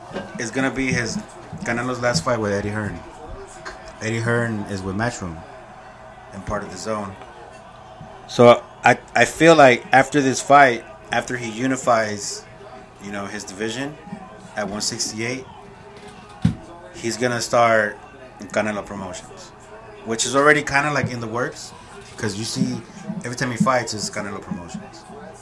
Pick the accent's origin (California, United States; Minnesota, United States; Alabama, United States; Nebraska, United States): California, United States; Lake Elsinore; also born or lived in Mexico; now in Perris, United States; I grew up in Elsinore. I grew up in... Mexico.